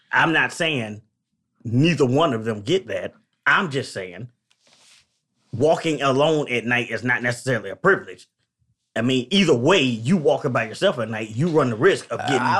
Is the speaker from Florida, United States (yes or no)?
yes; Florida, United States; Like I'm again, I'm from Florida, but I don't got told to go back to Africa.